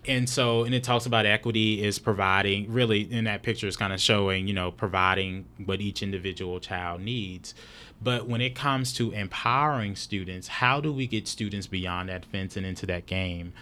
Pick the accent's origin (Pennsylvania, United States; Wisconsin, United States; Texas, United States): Texas, United States; a couple of hours from Dallas; now in Dallas, United States; I'm not natively from Dallas, but I'm from, I'm just a couple of hours away